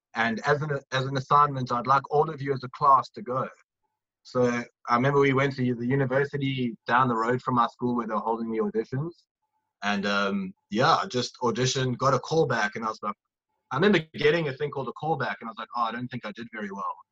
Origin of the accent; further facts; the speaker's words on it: Durban, KwaZulu-Natal, South Africa; Durban, where I'm from